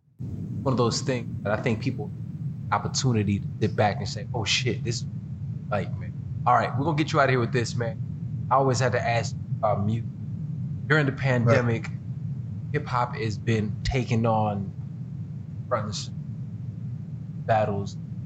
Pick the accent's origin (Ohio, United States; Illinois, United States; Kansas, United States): Illinois, United States; Chicago; I'm from Chicago